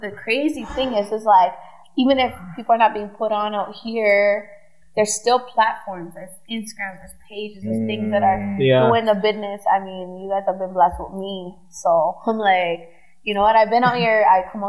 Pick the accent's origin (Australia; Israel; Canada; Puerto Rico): Canada; Vancouver, British Columbia; I'm from Vancouver.